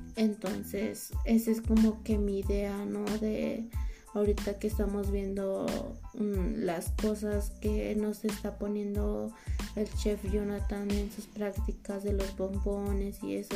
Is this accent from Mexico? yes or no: yes; Oaxaca, Mexico; moved away; yo soy de Oaxaca, entonces allá en la ciudad de donde, de donde yo vengo